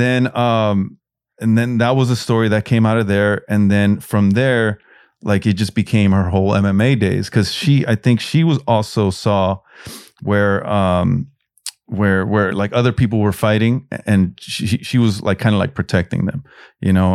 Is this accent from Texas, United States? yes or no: no; Los Angeles, California, United States; I grew up in South Central